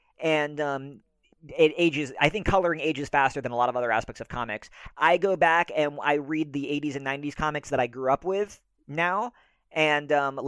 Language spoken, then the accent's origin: English; New York, United States; And I grew up in Northern Westchester, so I know from Northern Westchester.